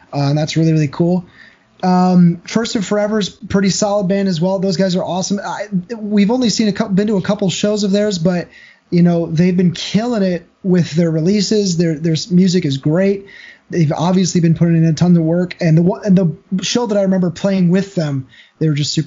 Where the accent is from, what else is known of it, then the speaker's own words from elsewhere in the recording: Iowa, United States; now in Phoenix, United States; I grew up in Iowa